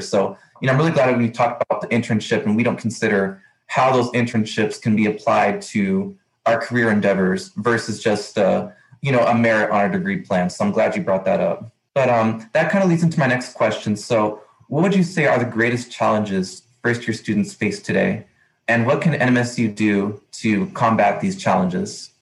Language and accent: English; El Paso, Texas, United States; I'm from El Paso, Texas, 30 minutes away from Las Cruces